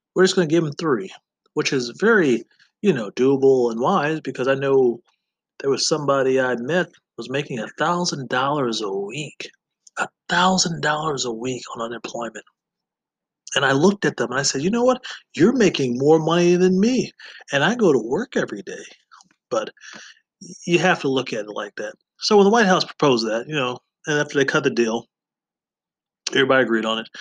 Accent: Wisconsin, United States; my home state of Wisconsin

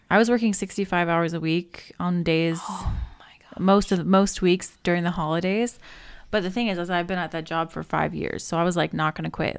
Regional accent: Alaska, United States; I was born in Alaska

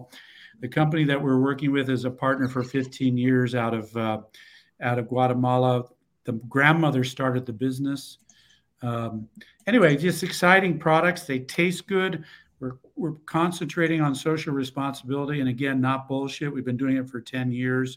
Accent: Denver, Colorado, United States; also born or lived in San Luis Valley, Colorado; I grew up in the San Luis Valley and then Denver

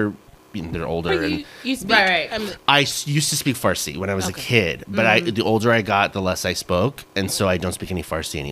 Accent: Dallas–Fort Worth area, Texas, United States; also born or lived in Orange County, California; I'm originally from Southern California. I grew up in the OC. Yes, just like the TV show. Mm-hmm. But I was raised here in the DFW area.

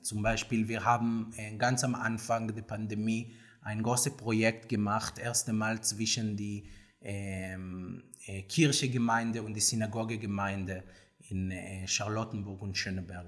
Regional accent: Tel Aviv, Tel Aviv District, Israel; German is a second language; moved away as an adult; now in Berlin, Germany; ich komme aus Tel Aviv

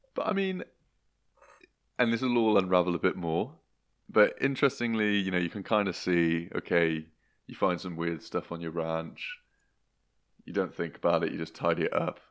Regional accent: Gloucestershire, South West England, United Kingdom; moved away; are back in Gloucestershire, which is my hometown

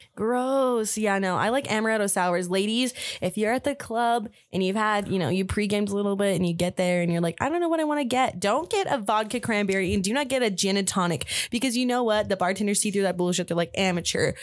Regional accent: Albuquerque, New Mexico, United States; also born or lived in Farmington, New Mexico; I moved to F, Albuquerque when I was, um, I think three or four. My mom remarried. and I've lived here ever since

